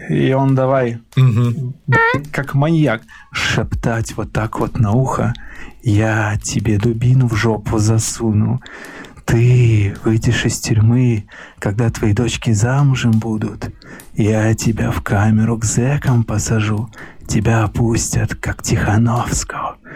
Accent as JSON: {"language": "Russian", "region": "Minsk", "country": "Belarus", "said": "не поверили, что я из Минска, что я местный."}